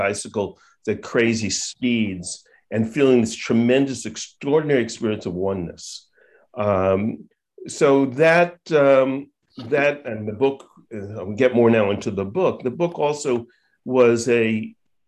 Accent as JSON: {"language": "English", "area": "Long Island", "region": "New York", "country": "United States", "tie": "born or raised there", "said": "growing up on Long Island"}